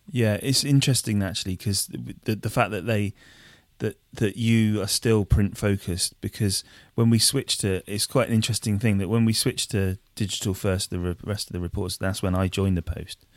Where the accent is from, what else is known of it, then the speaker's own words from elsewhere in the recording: Wiltshire, South West England, United Kingdom; moved away as an adult; now in Bristol, United Kingdom; I moved to Bristol, like, three, four years ago, um, but obviously I was from, I'm from Wiltshire